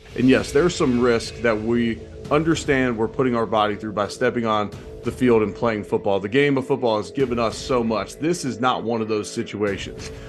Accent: Cincinnati, Ohio, United States; moved away; I'm originally from Cincinnati.

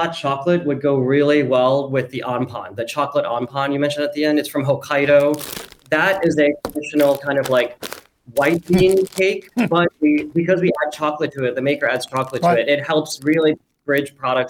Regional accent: New York City, New York, United States; moved away as an adult; also born or lived in Stanford / Tokyo; now in New York, United States; Yeah, so I'm originally from the New York City area, but then in college, I went to Stanford and studied psychology and Japanese

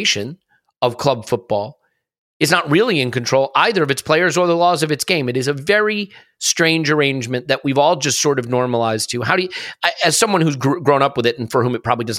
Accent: United States; As an American, the thing that I can say is I grew up in American sport

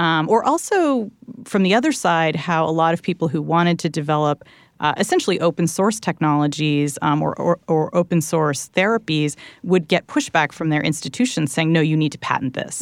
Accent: Southern California, United States; where I grew up in Southern California

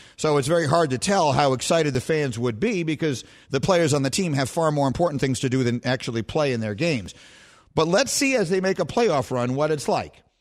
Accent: New York City, New York, United States; I grew up on LaGuardia Place and Bleecker Street

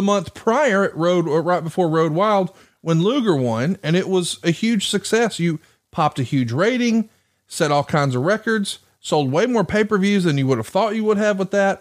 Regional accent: Huntsville, Alabama, United States; my hometown here of Huntsville, Alabama

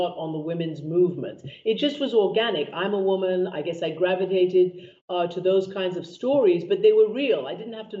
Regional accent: Iran; moved away; I lived in Iran and I grew up in Iran

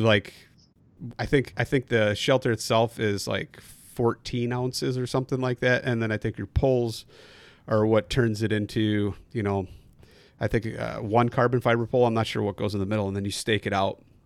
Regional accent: Midwest, United States; coming from the Midwest

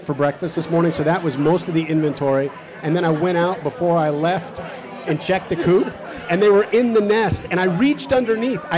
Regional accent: Chicago, Illinois, United States; moved away as an adult; also born or lived in Minnesota / Indiana; now in Marshall, Illinois, United States; Chicago. Okay. Yeah, I was... born in the South Side

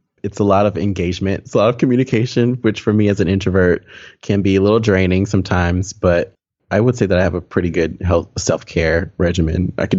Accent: Texas, United States; I grew up in or near Waco, Texas, which if you're not familiar with Waco for some reason, it is in the center of Texas, central Texas. I grew up in a very small town, maybe 15, 20 minutes north of Waco, a very small town.

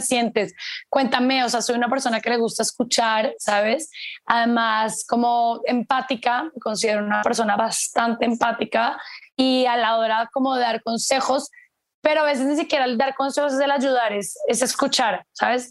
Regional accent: Colombia; moved away as an adult; como me fui hace tanto tiempo de Colombia, yo me fui hace los 18, 28, bueno, casi 14 años, 15

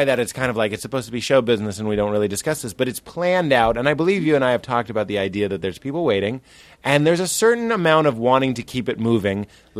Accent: Los Angeles, California, United States; Hi, I'm from Los Angeles.

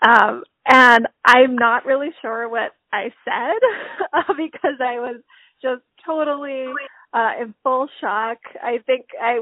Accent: Honolulu, Hawaii, United States; moved away; I grew up in Hawaii.

